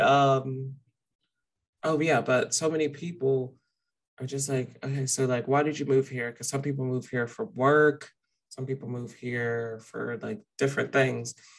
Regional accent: the South, United States; moved away as an adult; now in Austin, United States; we're from the South

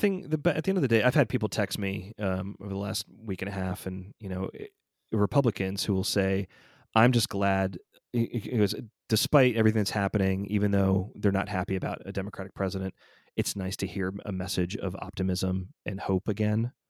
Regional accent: Georgia, United States; moved away; I still claim Georgia is my home state

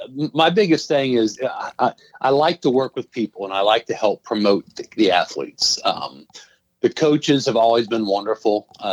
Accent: Tipp City, Ohio, United States; I grew up in Tip City, and I moved to a couple different places. And when my son was in kindergarten, I wanted to put him through the school system here. So I moved back and bought a home here in Tip and have been here since 2003.

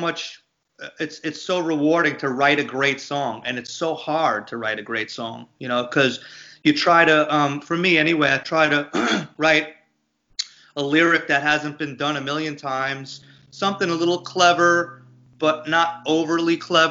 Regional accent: Long Island, New York, United States; growing up in Long Island, Italian, you know, American from Long Island

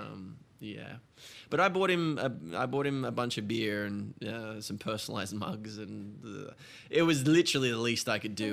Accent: Australia; moved away as an adult; now in United States; I'm Australian

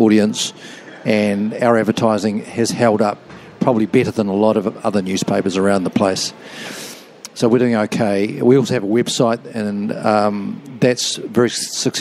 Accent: Auckland, New Zealand; now in Christchurch, New Zealand; I was brought up in Auckland, but where I work is Christchurch

